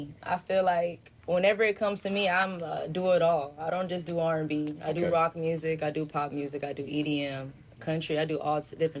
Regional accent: Grand Prairie, Texas, United States; I'm from Grand Prairie, Texas.

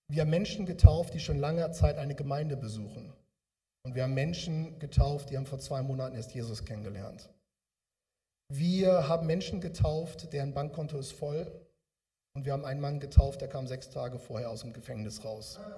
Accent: Bremen, Germany; now in Ruhr area, Germany; Ich komme aus dem Ruhrgebiet jetzt, eigentlich komme ich aus der Richtung Bremen, habt ihr ja gehört, bei Pferden aller.

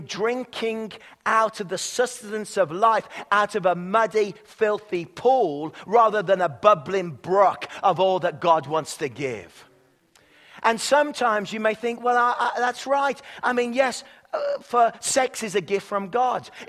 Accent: England, United Kingdom; now in Canada; I'm from England

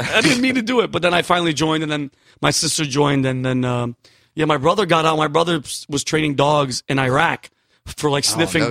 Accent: New Britain, Connecticut, United States; also born or lived in Yonkers, New York; I was from Yonkers, New York. Yeah. And then grew up in New Britain, Connecticut.

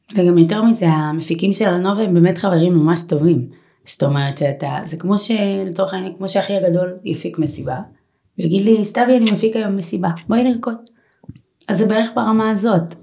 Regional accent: Holon, Tel Aviv District, Israel; אני מגיעה מאזור חולון

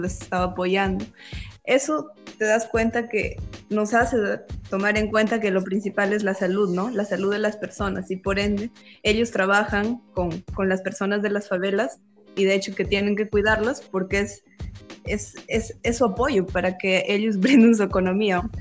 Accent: Peru; como buenos peruanos

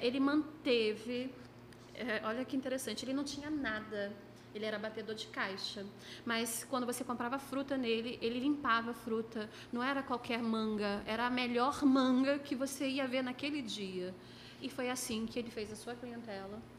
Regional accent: Niterói, Rio de Janeiro, Brazil; sou de Niterói

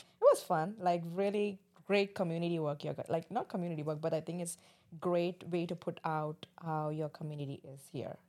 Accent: Mumbai, Maharashtra, India; moved away; I'm an Indian, uh, coming from Mumbai, Bombay

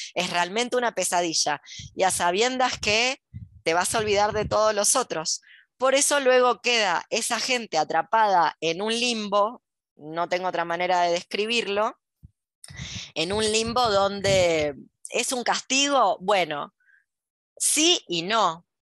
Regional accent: Argentina; also born or lived in Buenos Aires; ¿Por qué soy argentina? ¿Por qué no me tocó ser japonesa? ¿Por qué nací acá?

